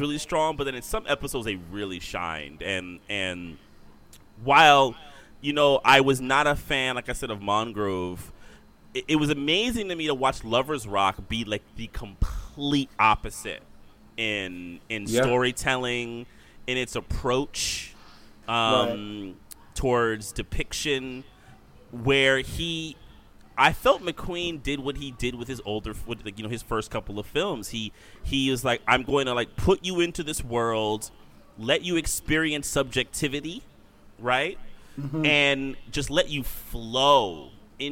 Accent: New York, United States; I grew up in New York

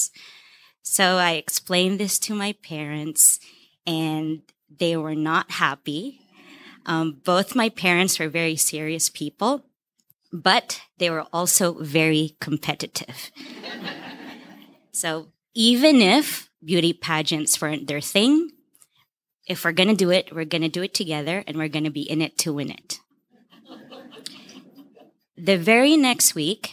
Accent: Philippines; I'm from the Philippines, and the country has a fascination with beauty pageants

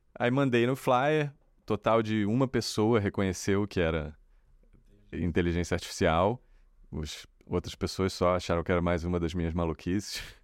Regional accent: Brazil

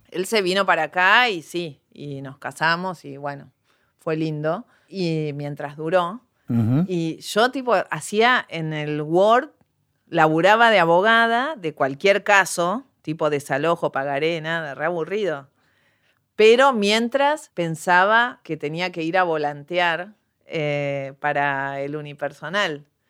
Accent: Bella Vista, Buenos Aires Province, Argentina; Yo crecí en Bellavista

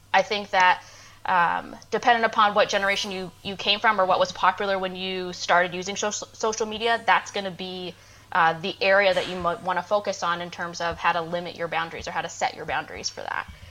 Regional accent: Maine, United States; moved away as an adult; also born or lived in Georgia / Nashville, Tennessee; now in Augusta, Georgia, United States; I'm originally from Maine

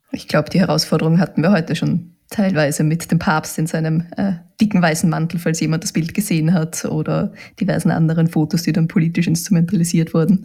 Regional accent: Austria; bei uns in Österreich

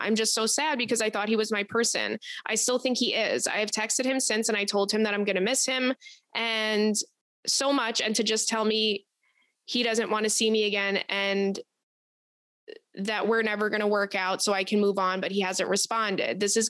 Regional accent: Detroit, Michigan, United States; I'm from the Detroit area.

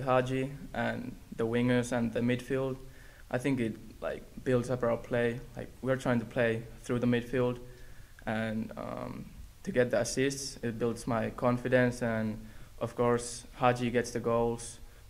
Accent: Finland

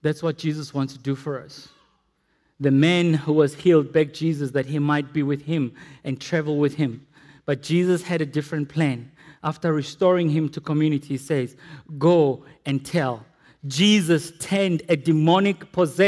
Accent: Potchefstroom, North West, South Africa; growing up in Potchefstroom

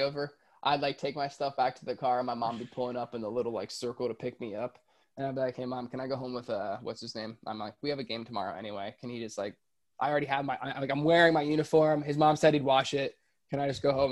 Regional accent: Florida, United States; also born or lived in Orlando; I I'm from Florida, I live in Orlando. I went to Disney all the time.

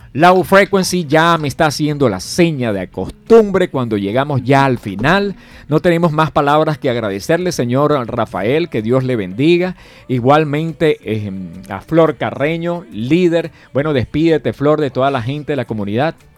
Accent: Venezuela; now in Colombia

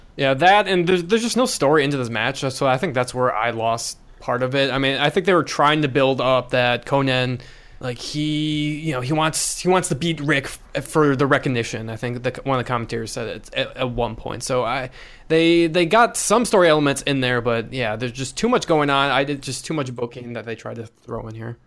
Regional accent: Chicago, Illinois, United States; I'm from Chicago

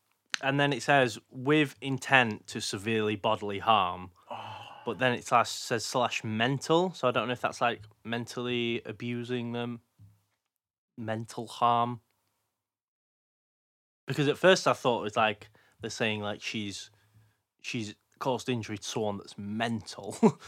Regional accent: Odessa, Texas, United States; also born or lived in Houston; I was born in Houston, Texas, but grew up in Odessa, Texas.

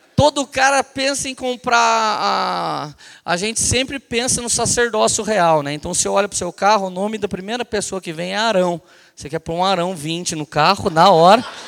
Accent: Brazil; Nós brasileiros

